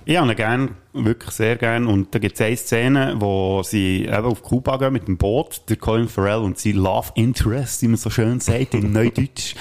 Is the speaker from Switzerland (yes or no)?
yes; Switzerland; bei uns in der Schweiz